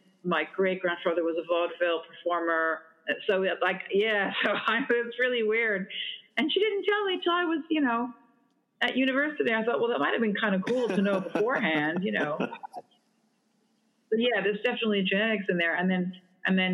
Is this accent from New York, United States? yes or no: yes; New York, United States; I'm from New York